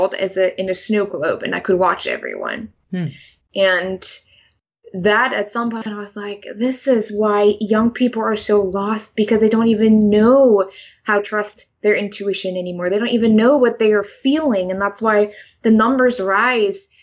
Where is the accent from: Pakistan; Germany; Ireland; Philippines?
Germany; English is a second language; now in United States; I'm originally from Germany. I grew up there. I was born there.